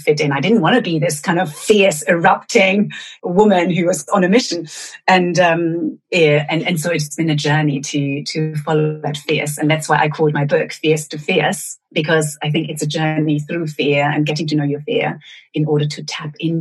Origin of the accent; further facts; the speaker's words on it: Germany; moved away; also born or lived in Venezuela; I grew up in Germany and then moved to Venezuela with my family